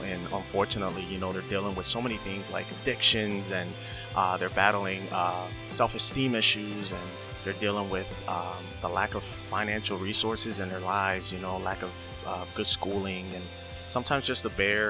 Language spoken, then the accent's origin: English; Hazleton, Pennsylvania, United States; And, you know, I grew up in Hazleton.